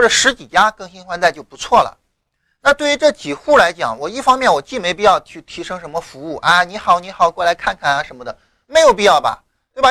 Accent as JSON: {"language": "Chinese", "region": "rural Shandong", "country": "China", "tie": "born or raised there", "said": "我老家山东农村的嘛"}